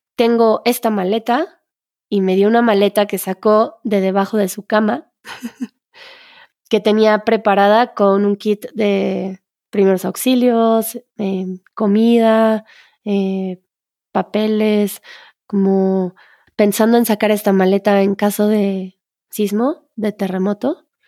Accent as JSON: {"language": "Spanish", "country": "Mexico", "said": "como mexicanos"}